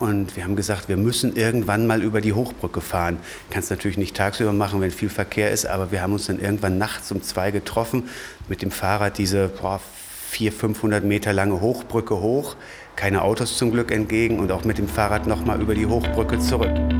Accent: Hanover, Lower Saxony, Germany; now in Magdeburg, Germany; ich komme ja ursprünglich aus Hannover

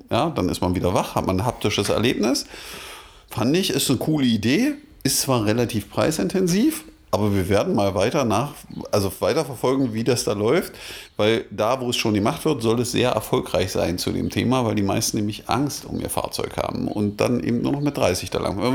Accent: Magdeburg, Saxony-Anhalt, Germany; Ja, da waren wir als Magdeburger doch äh, ein bisschen neidisch. Ha? weil äh, in Magdeburg gibt es, glaube ich, nur eine und die verdient den Begriff nicht.

